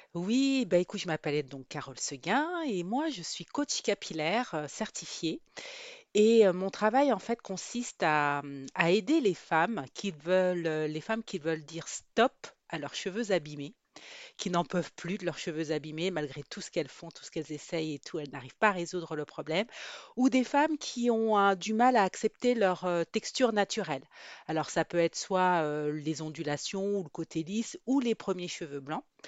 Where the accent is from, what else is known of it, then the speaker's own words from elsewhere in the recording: France; also born or lived in Guadeloupe; Je suis née en Guadeloupe, mais je suis mais j'ai grandi en métropole.